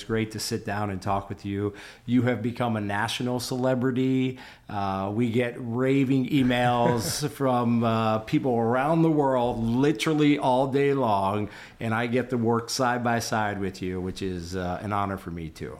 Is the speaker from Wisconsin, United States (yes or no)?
no; Minnesota, United States; I'm from Minnesota.